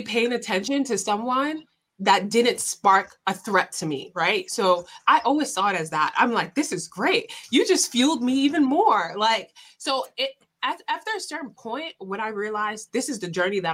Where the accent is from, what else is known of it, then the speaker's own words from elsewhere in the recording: New York City, New York, United States; I grew up in Southside Jamaica, Queens